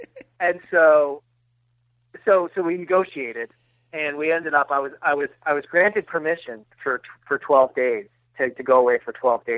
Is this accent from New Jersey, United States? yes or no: yes; New Jersey, United States; I grew up in New Jersey.